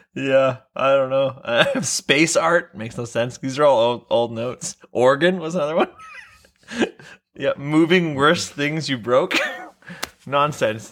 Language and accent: English; Vancouver, British Columbia, Canada; I'm born and raised in Vancouver